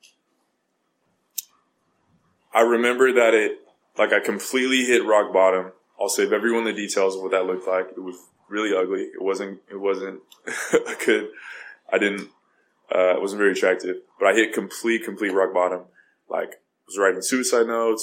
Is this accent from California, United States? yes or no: yes; California, United States; I'm from California, and I go to this rehab center in Montana